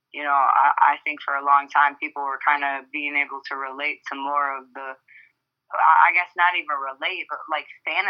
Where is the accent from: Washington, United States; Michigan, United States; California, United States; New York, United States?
Michigan, United States; Detroit; moved away as an adult; also born or lived in Broward County, Florida; now in Florida, United States; I moved down here about 6 years ago. I'm from Detroit, Michigan, originally.